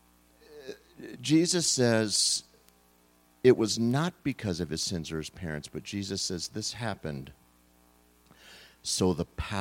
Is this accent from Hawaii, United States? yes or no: no; California, United States; now in Arkansas, United States; I grew up in California